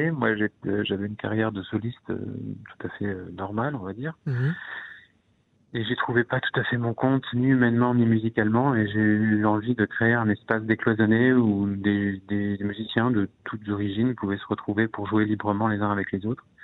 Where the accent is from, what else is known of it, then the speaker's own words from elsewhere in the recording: Egypt; comme mon père est, égyptologue, j'ai passé toute mon enfance en Égypte, dans les pyramides et dans les temples.